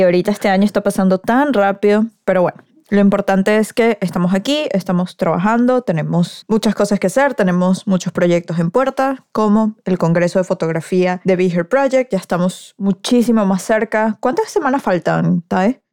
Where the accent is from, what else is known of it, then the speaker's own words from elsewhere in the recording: Venezuela; en mi país, en Venezuela.